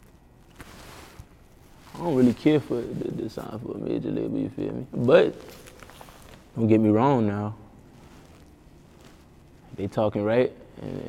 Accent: Charleston, South Carolina, United States; I'm from Charleston

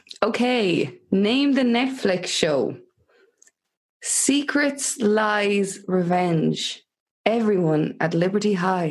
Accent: Tipperary, Munster, Ireland; moved away; also born or lived in Dublin / London; Yeah, like I've ended up back in the country. I'm obviously originally from Tipperary, but just for the last few months I've ended up back here, and I hadn't been living in Tipperary for a long time.

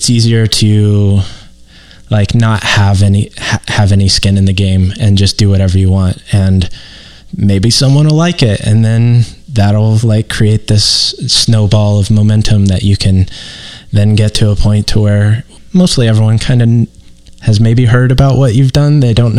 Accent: Midwest, United States; yes, I'm from the Midwest. Yes, I have Midwestern guilt.

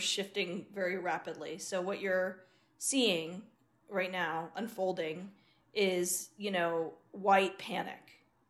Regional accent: India; I'm an Indian woman, I'm a brown woman

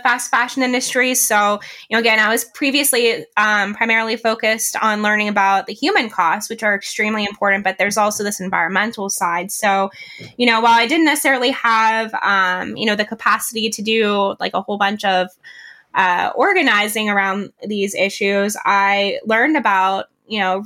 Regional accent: Johnstown, Pennsylvania, United States; my hometown, Johnstown, Pennsylvania

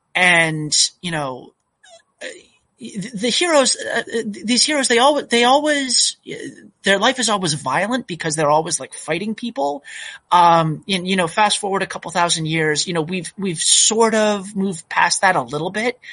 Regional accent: Massachusetts, United States; moved away as an adult; also born or lived in North Carolina; now in Oregon, United States; I really grew up in Massachusetts.

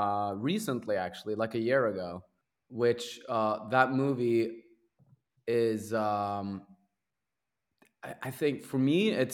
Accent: Sarpsborg, Viken, Norway; English is a second language; Yeah, I grew up in Norway in a town called Sarpsborg, which is about 90 minutes away from Oslo.

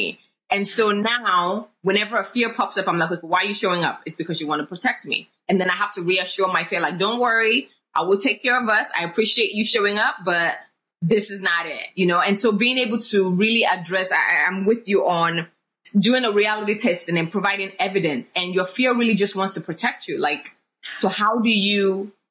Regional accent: Nigeria; I grew up in Nigeria

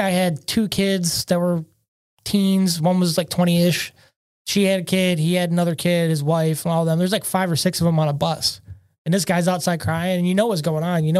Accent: United States; We're just Americans

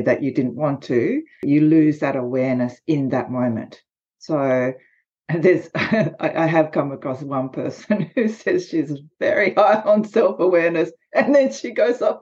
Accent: Australia; accent: Australian; I'm Japanese by background, but I am Australian, as you can probably tell from the accent

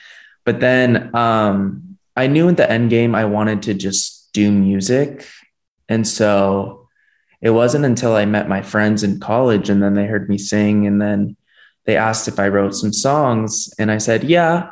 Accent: Miami, Florida, United States; moved away as an adult; now in Los Angeles, United States; I was born and raised in Miami, Florida. I moved here 4 years ago for school in California.

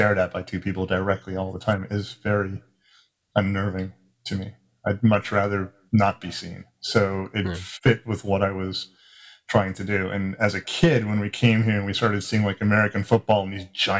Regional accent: South Africa; now in United States; I grew up in South Africa, and when before we moved to America

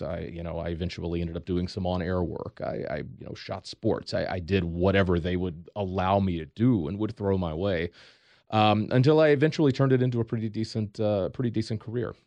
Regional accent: Eastern North Carolina, United States; draw a line from Norfolk, Virginia to Raleigh, North Carolina. Stop halfway in between. That's where I grew up.

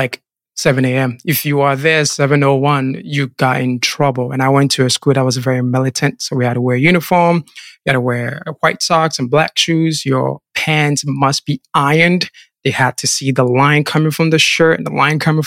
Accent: Kumasi, Ashanti, Ghana; I was born and raised in Ghana, specifically in the Ashanti region, Kumasi, into a Christian family.

